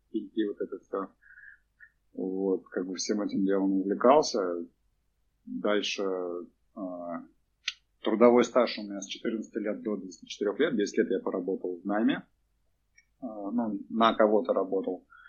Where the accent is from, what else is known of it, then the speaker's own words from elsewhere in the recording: Cheboksary, Chuvashia, Russia; я родился в Чебоксарах, вырос в этом в Новоюжном районе